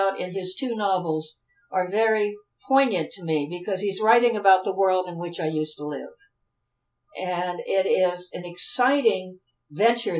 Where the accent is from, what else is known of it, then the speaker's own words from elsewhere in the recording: Dayton, Ohio, United States; I grew up in Dayton, Ohio, and my father's people were from Eastern Kentucky